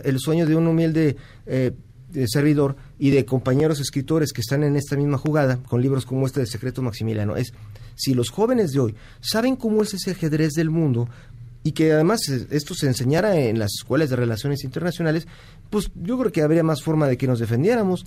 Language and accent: Spanish; Mexico; como muchos mexicanos